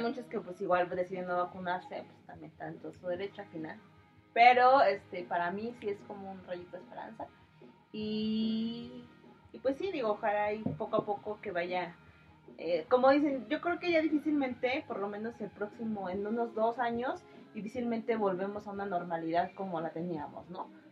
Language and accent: Spanish; Mexico; como mexicanos